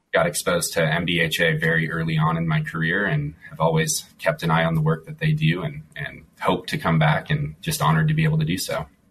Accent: Mound, Minnesota, United States; moved away as an adult; now in Colorado, United States; I grew up in uh, Mound, uh, the Lake Minnetonka area

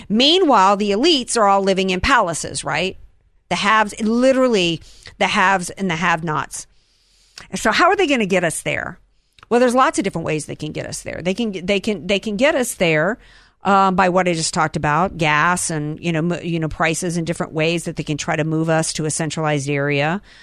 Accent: the South, United States; I'm from the South

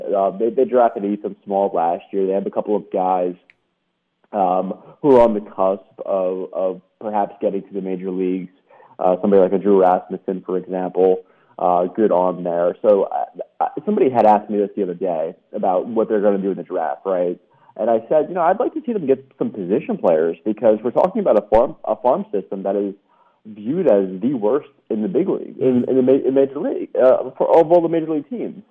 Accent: New York City, New York, United States; moved away; also born or lived in Florida / Alabama / Mississippi; I'm from uh, New York City originally, but I've lived in Florida, Alabama, and Mississippi as well

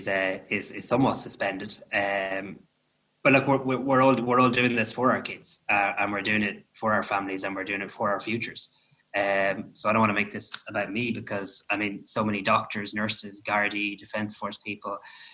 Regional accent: Ireland; that's what we do as Irish people.

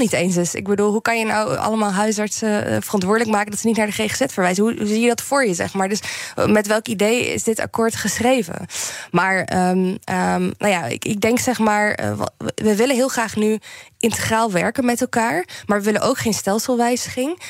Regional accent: Netherlands; moved away as an adult; ik uit Nederland ben weggegaan

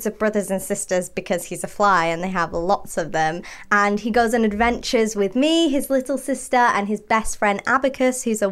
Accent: Manchester, North West England, United Kingdom; my hometown in Manchester

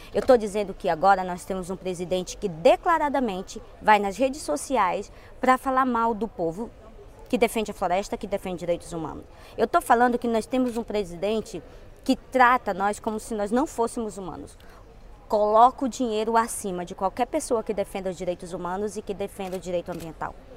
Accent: Brazil; lá onde eu moro, lá onde eu vivo, lá no meu estado brasileiro

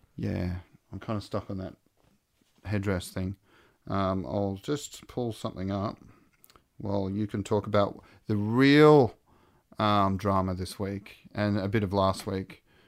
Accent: Australia

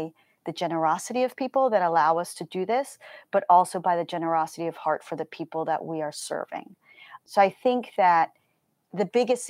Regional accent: Colombia; So my parents were missionaries, and I grew up in Colombia, South America.

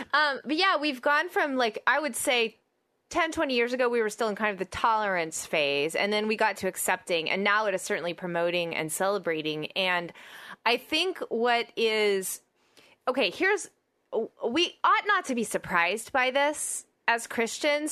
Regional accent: Oklahoma, United States; I'm from Oklahoma

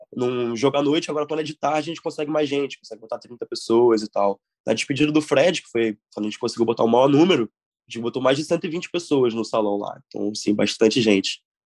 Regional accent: Rio de Janeiro, Brazil; moved away as an adult; now in Dublin, Ireland; Sou, sou do Rio. Sou do. Moro em Copacabana

